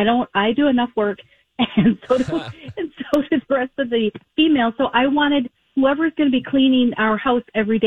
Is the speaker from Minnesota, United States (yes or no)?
yes; Minnesota, United States; I'm from Minnesota.